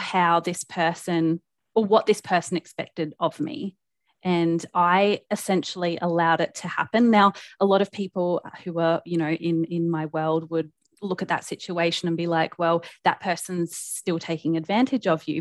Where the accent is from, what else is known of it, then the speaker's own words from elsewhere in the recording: South Australia, Australia; moved away as an adult; now in Brisbane, Australia; I live in Brisbane, in Australia. Um, I'm originally from South Australia, but I moved up here about oh, five years ago